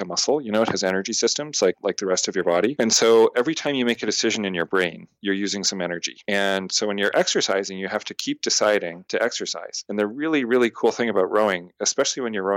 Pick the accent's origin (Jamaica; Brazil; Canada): Canada; moved away as an adult; also born or lived in Montreal; now in United States; I'm a Canadian living in America